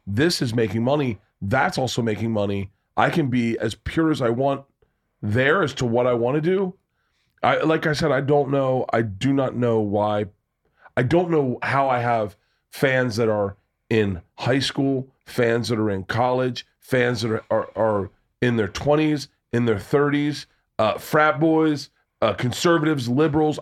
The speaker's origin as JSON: {"language": "English", "town": "Tampa", "region": "Florida", "country": "United States", "tie": "born or raised there", "moved": "yes", "said": "I grew up in Tampa"}